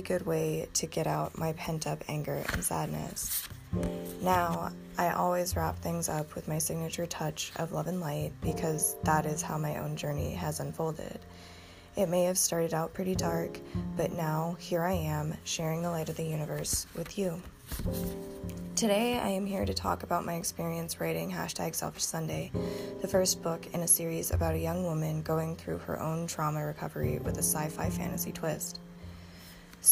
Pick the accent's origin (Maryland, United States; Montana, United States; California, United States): Montana, United States; Bozeman; I am a light-skinned woman of color who grew up in the Gallatin Valley. I was born in Bozeman